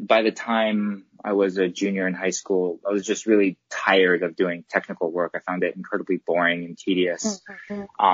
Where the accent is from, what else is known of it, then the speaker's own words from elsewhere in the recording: Hawaii, United States; also born or lived in Los Angeles, United States; now in Tokyo, Japan; I'm from Hawaii